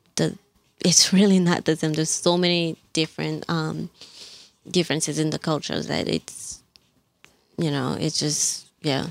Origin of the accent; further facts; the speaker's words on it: Gabon; English is a second language; moved away as an adult; also born or lived in Mali / Libreville, Gabon; now in New York, United States; I was born in Mali, uh, grew up in Gabon since my parents were uh, teaching in Gabon. Uh, and I moved to New York in 2010 for college